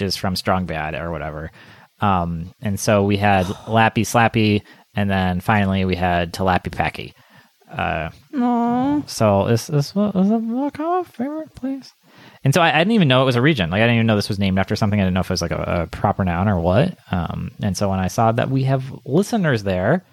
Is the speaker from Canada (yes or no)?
no; Wisconsin, United States; now in Bay Area, United States; I grew up in Wisconsin